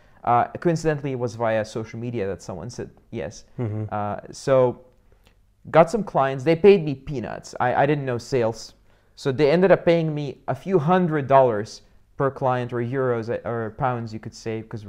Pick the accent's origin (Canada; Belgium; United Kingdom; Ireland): Belgium; English is a second language; also born or lived in Russia; because I was born in Russia in the 80s. I prefer not to say my age, but you guys can do the math. And we got out of there, of course, you know, as soon as the doors opened, just got out of there. And I grew up in Belgium in just a small town.